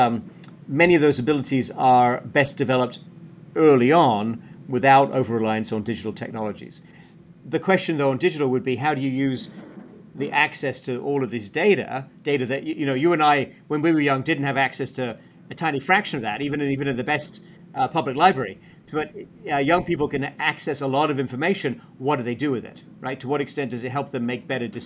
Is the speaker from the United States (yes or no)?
no; Sheffield, Yorkshire and the Humber, United Kingdom; moved away as an adult; I'm from Sheffield in the north of England, Rob, and I left as a young man